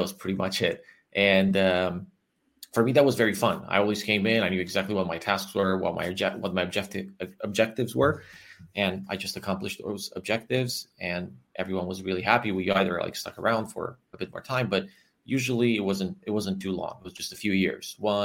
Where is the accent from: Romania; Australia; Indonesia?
Romania; Transylvania; also born or lived in New York, United States; I'm originally from Romania, from Transylvania. I still live in Transylvania